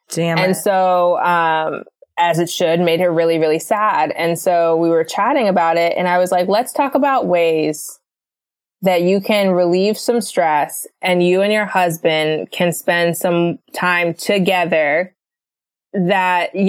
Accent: Florida, United States; now in Los Angeles, United States; we're from Florida.

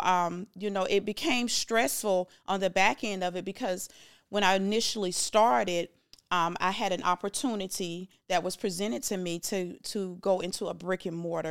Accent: Jacksonville, Florida, United States; moved away; I'm from Jacksonville, Florida

